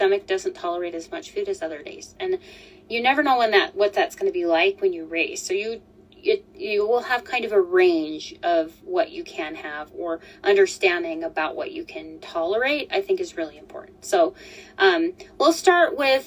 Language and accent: English; Colorado, United States; moved away as an adult; also born or lived in Utah; I'm from Colorado.